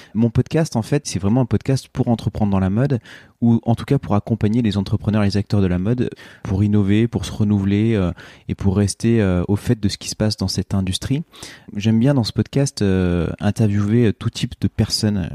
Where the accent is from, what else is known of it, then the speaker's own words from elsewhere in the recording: Oyonnax, Auvergne-Rhône-Alpes, France; j'ai grandi à Oyonnax dans l'Ain